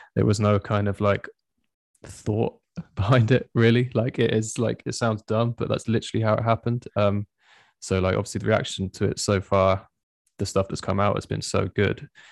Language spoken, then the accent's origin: English; Swindon, South West England, United Kingdom; we're all from Swindon